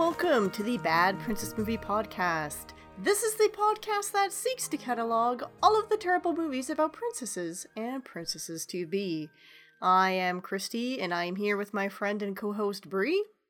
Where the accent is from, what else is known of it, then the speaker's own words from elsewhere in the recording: Canada; accent: backwater Canadian; first language English; me and my backwater Canadian accent